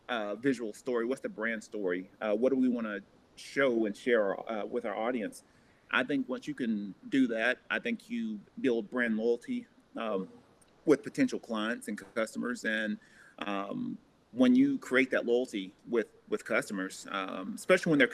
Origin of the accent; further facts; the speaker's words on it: Tennessee, United States; moved away; a school back in my hometown in Tennessee